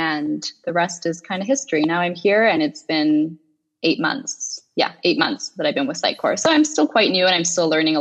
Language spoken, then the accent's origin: English; Victoria, British Columbia, Canada; moved away as an adult; also born or lived in Toronto, Ontario, Canada; now in Buenos Aires, Argentina; I was born and raised in Victoria, British Columbia in Canada